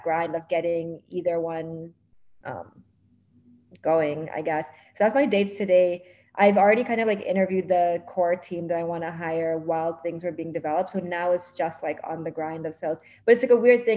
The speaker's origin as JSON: {"language": "English", "town": "Toronto", "region": "Ontario", "country": "Canada", "moved": "as an adult", "lives_now": "New York, United States", "said": "I was from Toronto, moved to New York"}